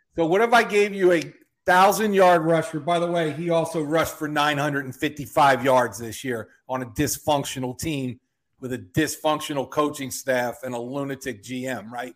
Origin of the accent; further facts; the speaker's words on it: Philadelphia, Pennsylvania, United States; I'm from Philly